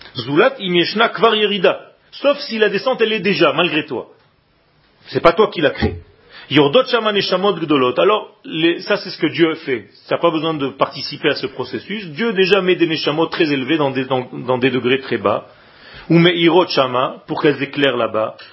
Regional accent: Israel; moved away; quand j'étais petit en Israël

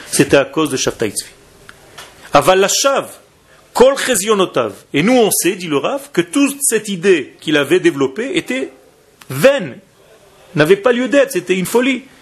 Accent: Israel; moi, quand j'étais petit en Israël, c'était le, l'acteur. L'acteur euh, en Israël.

